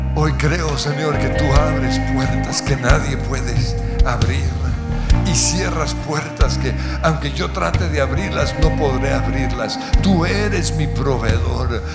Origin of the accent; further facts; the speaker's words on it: Colombia; Te pedimos perdón como colombianos